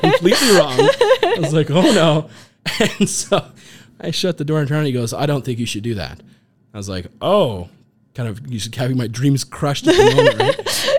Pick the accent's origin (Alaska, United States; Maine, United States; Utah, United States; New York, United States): Alaska, United States; moved away as an adult; also born or lived in Bozeman, Montana; I got to grow up in Alaska, which was fantastic. I was born there